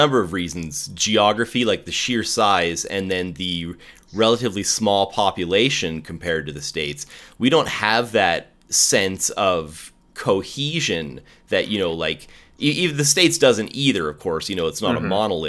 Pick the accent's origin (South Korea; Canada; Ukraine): Canada; the Prairies; also born or lived in Ontario; So I was born in Ontario, but I've been out on the prairies since 87. So we have a much more neutral accent than the East Coast does